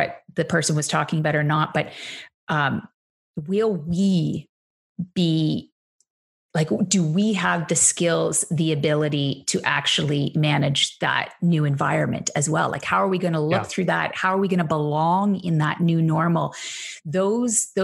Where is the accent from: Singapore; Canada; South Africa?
Canada; accent: Canadian; my accent probably has given it away at some point. I say organization, very Canadian, apparently.